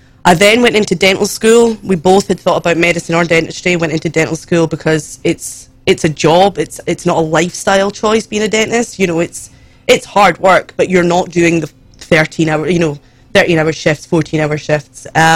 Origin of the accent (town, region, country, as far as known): Scotland, United Kingdom